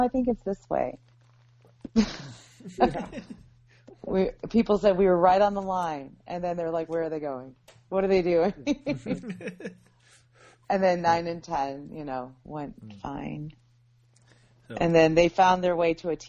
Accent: United States; this American girl

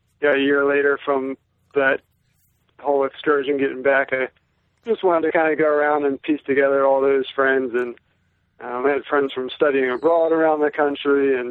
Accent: United States; being an American, generally most of us are fluent in English

